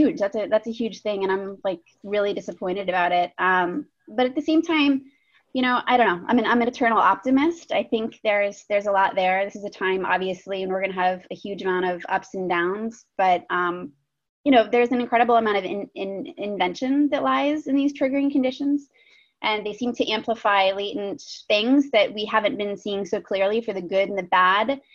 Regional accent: Pittsburgh, Pennsylvania, United States; moved away as an adult; I grew up in Pittsburgh

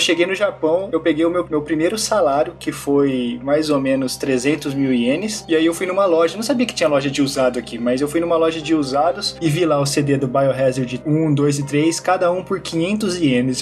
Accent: Brazil; moved away as an adult; also born or lived in Marília; now in Japan; Eu saí do Brasil em 2004 e a gente voltou pro Brasil para passear

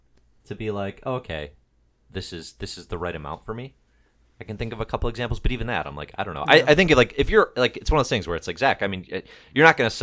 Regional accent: Chicago, Illinois, United States; accent: Chicago; All right, make fun of my Chicago accent.

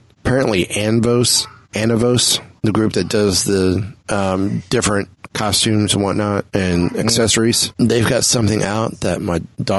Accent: Vancouver, British Columbia, Canada; I love my hometown of Vancouver and our obscenely gifted crew.

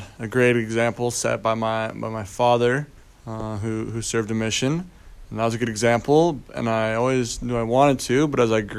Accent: Bountiful, Utah, United States; moved away as an adult; now in Texas, United States; I am from Bountiful, Utah.

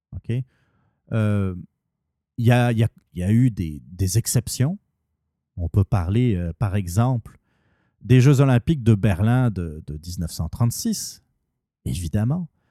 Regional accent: Canada; en tant que Canadien

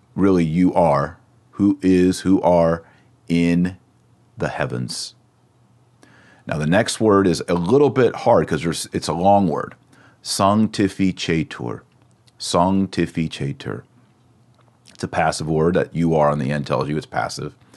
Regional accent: Texas, United States; accent: Texas; my Latin accent is a little different. It's the American. It's the Texas version

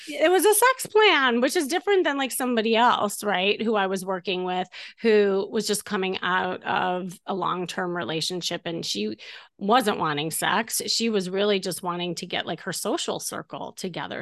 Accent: Chicago, Illinois, United States; moved away as an adult; now in Los Angeles, United States; from Chicago

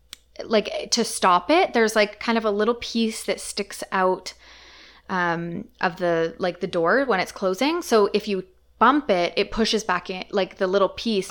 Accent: Comox, British Columbia, Canada; also born or lived in Delta; so I grew up in Comox.

